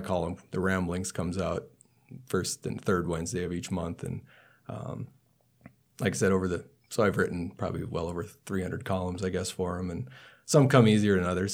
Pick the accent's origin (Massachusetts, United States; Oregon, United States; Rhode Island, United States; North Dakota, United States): North Dakota, United States; Burke County; now in Nebraska, United States; the town I grew up in is in Burke County, North Dakota.